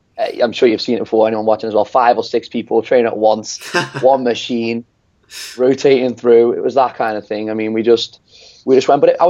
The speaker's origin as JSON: {"language": "English", "area": "the Wirral", "region": "North West England", "country": "United Kingdom", "said": "I'm from the Wirral, so it's not Liverpool."}